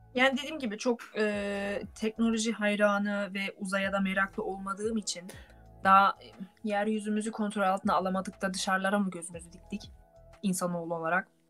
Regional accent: Turkey; moved away as an adult; now in Germany; biz Türk olarak

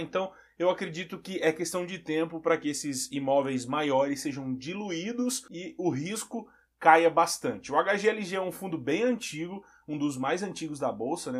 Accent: Santa Catarina, Brazil; eu sou de Santa Catarina

